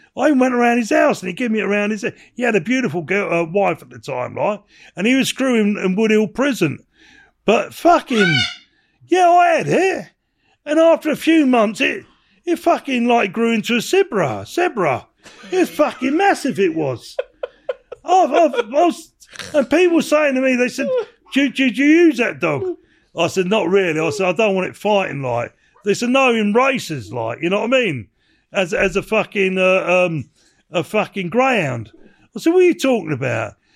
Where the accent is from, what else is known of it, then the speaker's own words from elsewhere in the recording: England, United Kingdom; I'm, I'm English